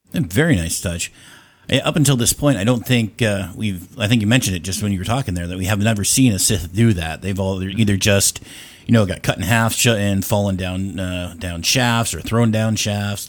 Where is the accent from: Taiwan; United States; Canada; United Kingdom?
Canada; now in Ontario, Canada; I am also from Canada